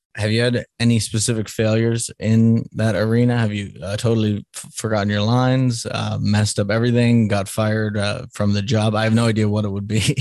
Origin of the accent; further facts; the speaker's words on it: Salem, Massachusetts, United States; moved away; I'm from Salem, Massachusetts originally, so which is the witch city.